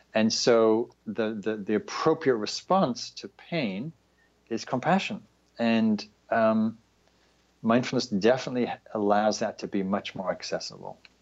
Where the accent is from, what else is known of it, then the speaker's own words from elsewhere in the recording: the north of England, United Kingdom; moved away; also born or lived in London; I'm from England. I grew up in Northern England.